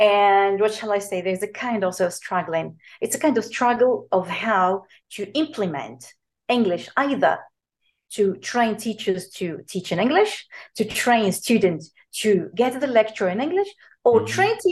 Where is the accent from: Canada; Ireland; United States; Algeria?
Algeria; Algerian tertiary lecturers, including me